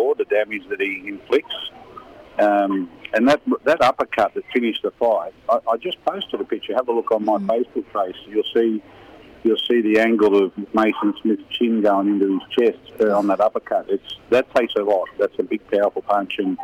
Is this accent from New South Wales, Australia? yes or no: yes; Newcastle, New South Wales, Australia; my hometown.